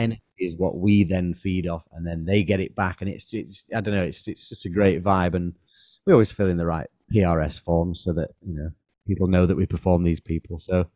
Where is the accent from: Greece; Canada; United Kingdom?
United Kingdom; Manchester, North West England; we're from Manchester